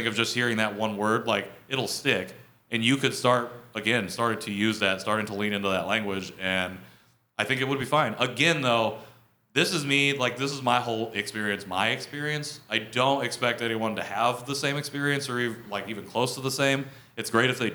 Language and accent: English; Midwest, United States; accent: Midwest; Korean and sound like I'm from the Midwest